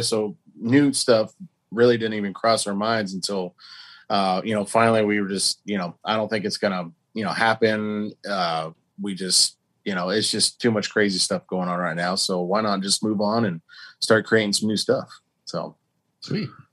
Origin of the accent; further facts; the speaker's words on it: Oklahoma, United States; we're all from Oklahoma